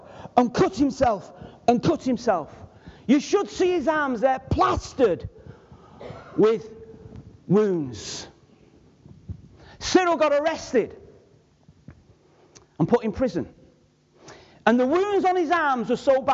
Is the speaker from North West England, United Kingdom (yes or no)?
yes; Manchester, North West England, United Kingdom; I was from Manchester.